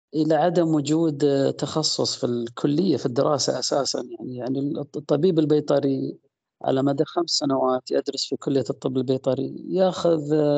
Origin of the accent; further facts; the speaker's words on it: Al-Ahsa, Eastern Province, Saudi Arabia; وأنا صغير كنت أطلع أطلع أروح الأسواق الشعبية زي عندنا في الأحساء سوق الخميس